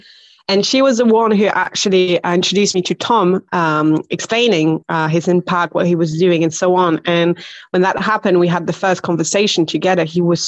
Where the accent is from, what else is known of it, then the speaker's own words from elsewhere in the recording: Belgium; accent: quite weird; now in Barcelona, Spain; No, my accent is very hard to put because I'm originally from Belgium.